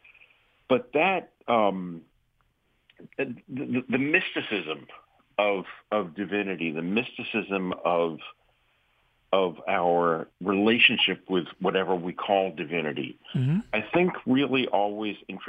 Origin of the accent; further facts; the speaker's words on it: New York City, New York, United States; I grew up in the Bronx, New York, raised a Jew